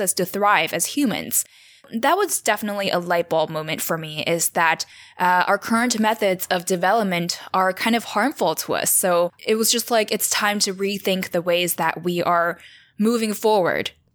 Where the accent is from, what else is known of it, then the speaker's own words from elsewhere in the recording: Taiwan; I was born and raised in Taiwan, this little island in East Asia